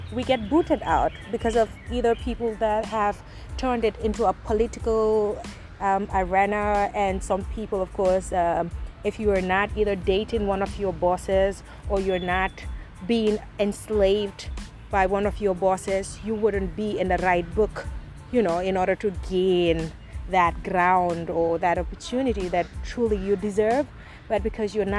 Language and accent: English; Gambia; My mother is a migrant from Nigeria, but I was born and raised in the Gambia